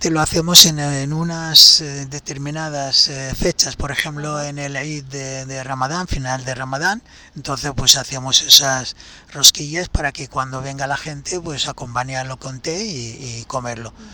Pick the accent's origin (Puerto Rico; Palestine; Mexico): Palestine; Porque ese es el aceite lo que me hace recordar el sabor del aceite de mi tierra, con ese picorcito que tiene eh, eh, cuando lo tomas allí extra virgen y recién hecho, es exquisito.